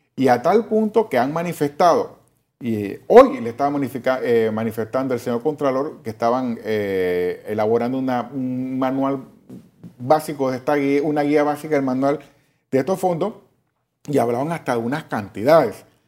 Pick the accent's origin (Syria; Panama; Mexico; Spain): Panama; yo como panameño